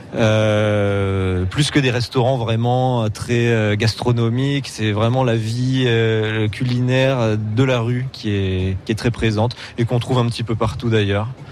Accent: Montpellier, Occitania, France; moved away as an adult; now in Berlin, Germany; Je suis de Montpellier même. Je suis né dans l'ancienne maternité qui a fermé depuis. donc vrai Montpellier

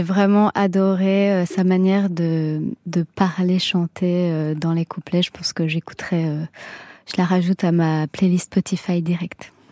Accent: France; accent: French; je suis quand même à moitié italienne et je chante dans un italien un peu euh, spécial, on va dire. Euh, je parle pas couramment. J'ai un accent euh, français

